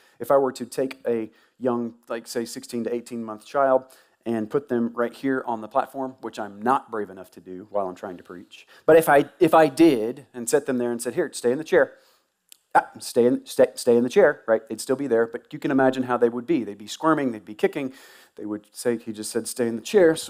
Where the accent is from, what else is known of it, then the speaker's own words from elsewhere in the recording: Tuscaloosa, Alabama, United States; moved away; I grew up in Tuscaloosa.